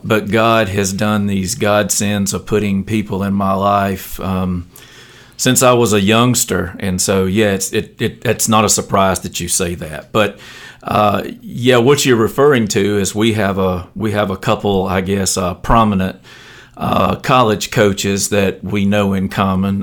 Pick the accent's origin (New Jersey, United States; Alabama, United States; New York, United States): Alabama, United States; Elba; I grew up in Elba